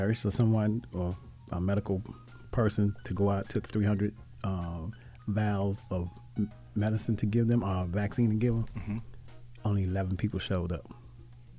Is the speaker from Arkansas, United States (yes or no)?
no; Grenada, Mississippi, United States; moved away; back home in my hometown in Grenada, we don't have the best hospital.